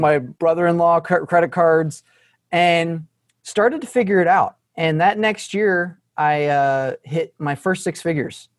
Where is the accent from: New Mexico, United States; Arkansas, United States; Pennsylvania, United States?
Arkansas, United States; I was from Arkansas